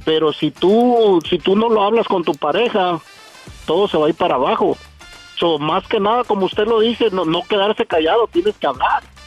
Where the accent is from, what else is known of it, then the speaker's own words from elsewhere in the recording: Acapulco, Guerrero, Mexico; now in Odessa, United States; de, de, mero Acapulco, soy costeñito